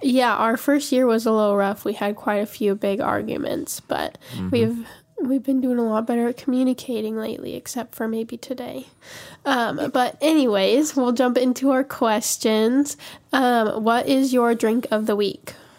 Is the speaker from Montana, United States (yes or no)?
yes; Montana, United States; we're both from Montana